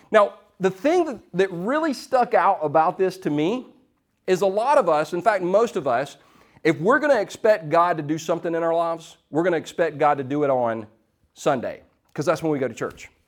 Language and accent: English; Easley, South Carolina, United States; Now, we're from Easley. We didn't have Krispy Kreme.